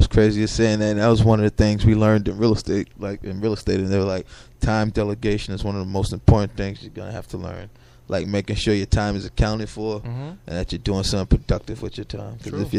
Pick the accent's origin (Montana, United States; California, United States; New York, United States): New York, United States; New York City; there were places we grew up in Bushwick.